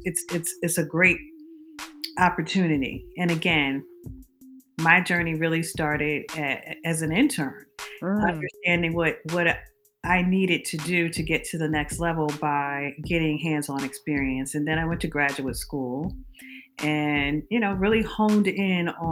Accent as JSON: {"language": "English", "region": "New Jersey", "country": "United States", "tie": "born or raised there", "said": "as a little girl growing up in New Jersey"}